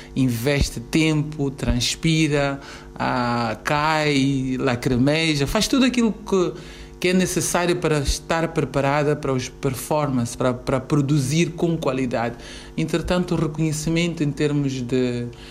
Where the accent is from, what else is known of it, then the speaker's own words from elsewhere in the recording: Mozambique; sou moçambicana